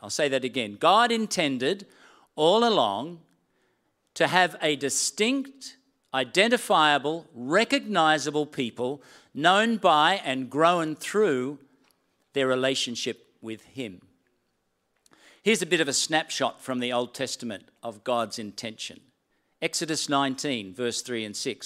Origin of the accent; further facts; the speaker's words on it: Sydney, New South Wales, Australia; accent: Australian; moved away as an adult; also born or lived in Gilgandra / New Zealand; I'd grown up all my life in Sydney